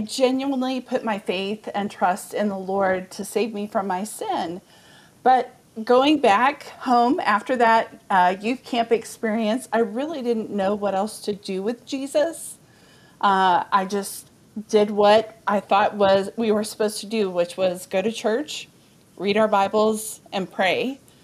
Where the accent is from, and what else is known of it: Amarillo, Texas, United States; born or raised there; also born or lived in Dallas, Texas